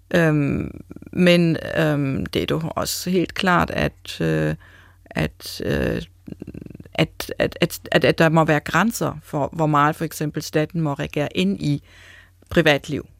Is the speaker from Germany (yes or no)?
yes; Germany; accent: German; Danish is a second language; moved away as an adult; now in Denmark; man kan tydeligt høre, jeg er tysker. Så jeg har en erfaring fra Tyskland, og, men jeg har nu også en erfaring, har været i Danmark i næsten 20 år.